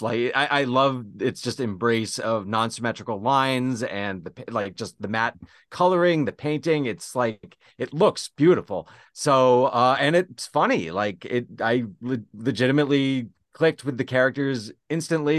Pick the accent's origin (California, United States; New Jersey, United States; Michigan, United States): New Jersey, United States; Zac Braff's hometown; Zac Braff comes from my hometown. The movie is therefore set in my hometown.